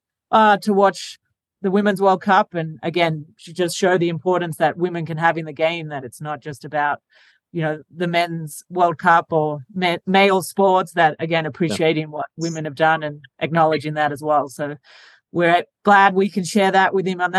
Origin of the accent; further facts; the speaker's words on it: Australia; now in United States; I'm from Australia